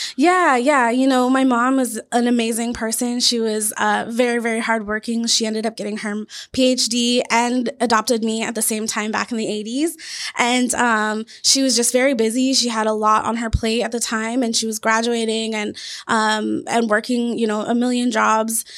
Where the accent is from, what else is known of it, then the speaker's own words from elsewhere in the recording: Washington, United States; also born or lived in Louisiana; now in Arizona, United States; I'm originally from Washington State